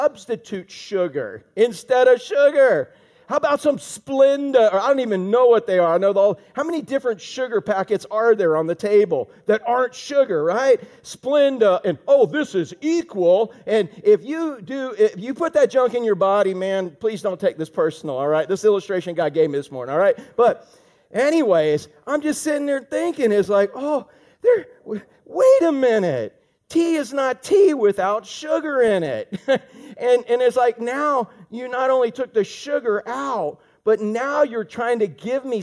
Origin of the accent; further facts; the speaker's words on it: Orlando, Florida, United States; I grew up in Orlando